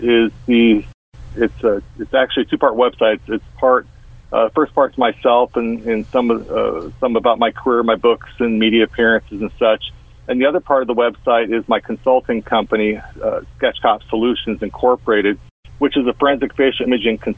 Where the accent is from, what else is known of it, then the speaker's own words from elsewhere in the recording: Orange County, California, United States; I grew up in Orange County, California, right near Disneyland